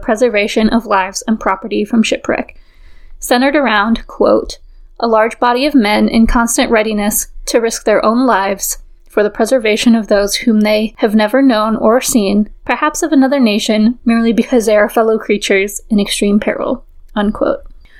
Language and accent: English; Fleetwood, North West England, United Kingdom; I grew up in Fleetwood. If you're not familiar with it, Fleetwood sits on a small peninsula on the northwest coast of England and was once a seaside resort, much like Blackpool, which is just a few miles to the south.